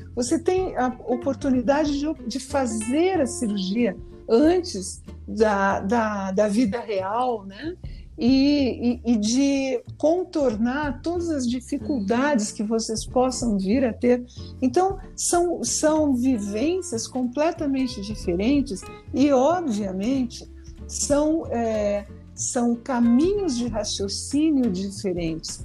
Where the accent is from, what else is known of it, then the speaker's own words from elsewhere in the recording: Rio Grande do Sul, Brazil; eu sou do Rio Grande do Sul